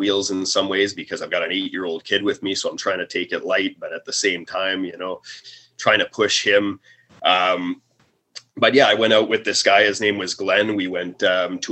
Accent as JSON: {"language": "English", "area": "Vancouver Island", "region": "British Columbia", "country": "Canada", "tie": "born or raised there", "said": "I grew up on Vancouver Island"}